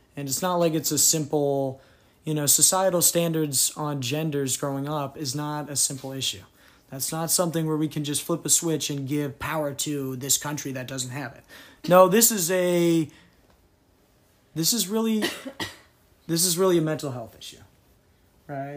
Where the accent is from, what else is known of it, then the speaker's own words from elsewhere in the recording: New England, United States; moved away; I grew up in New England, so it was definitely a different type of community than the South.